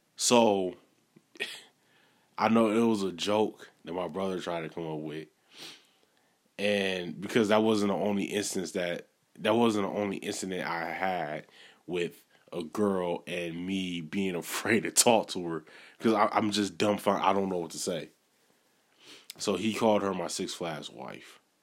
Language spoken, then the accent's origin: English; Milwaukee, Wisconsin, United States; I'm originally from Milwaukee